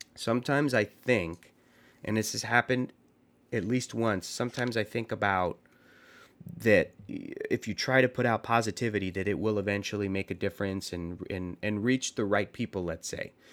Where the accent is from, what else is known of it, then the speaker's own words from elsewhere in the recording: San Diego, California, United States; I grew up in San Diego